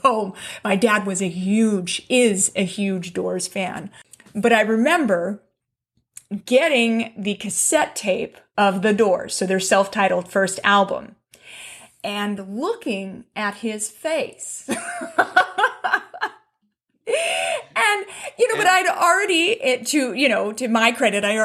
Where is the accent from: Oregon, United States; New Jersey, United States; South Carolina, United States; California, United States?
California, United States; Palos Verdes; I lived in one of the beach towns. I lived in Palos Verdes